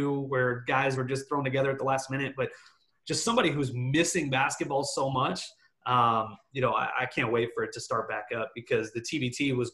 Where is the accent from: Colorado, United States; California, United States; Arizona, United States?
Arizona, United States; Phoenix; I'm from Phoenix